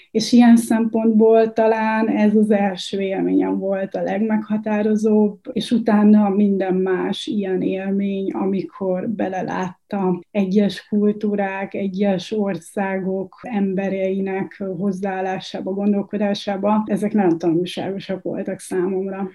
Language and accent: Hungarian; Bócsa, Bács-Kiskun, Hungary; moved away as an adult; Bács Kiskun megye Bócsa